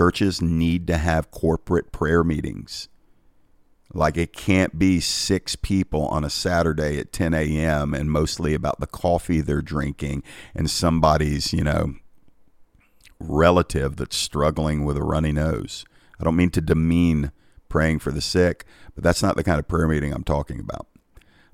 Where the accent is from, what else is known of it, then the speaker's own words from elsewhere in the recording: United States; I'm grateful for being American.